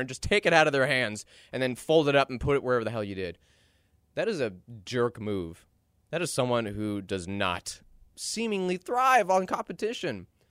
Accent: Dallas, Texas, United States; I'm from Dallas

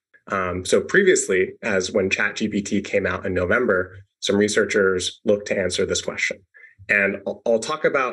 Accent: Seattle, Washington, United States; growing up in Seattle

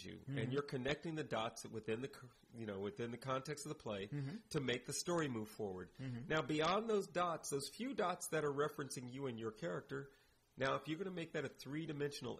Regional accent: United States; as an American

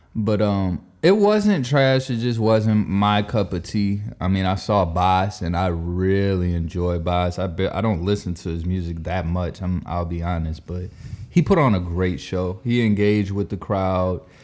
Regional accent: the South, United States; we're from the South

